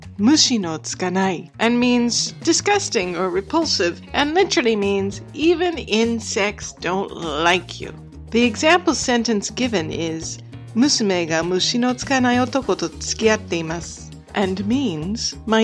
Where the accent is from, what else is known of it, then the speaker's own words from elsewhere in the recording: United States; now in England; I'm American